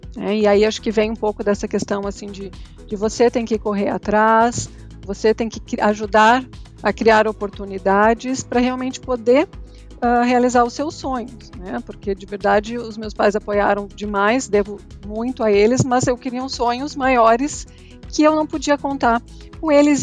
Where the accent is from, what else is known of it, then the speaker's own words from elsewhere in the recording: Rio Grande do Sul, Brazil; moved away as an adult; also born or lived in United States; Já saí do Rio Grande do Sul há mais de 10 anos.